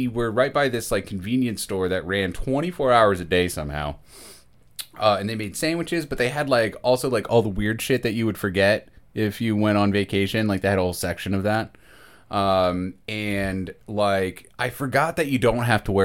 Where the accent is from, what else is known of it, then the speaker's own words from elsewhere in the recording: Maryland, United States; moved away; I'm from Maryland